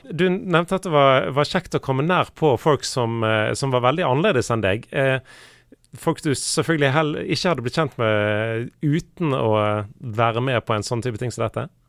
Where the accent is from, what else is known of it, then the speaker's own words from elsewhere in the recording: Norway; nordmenn flest, undertegnede inkludert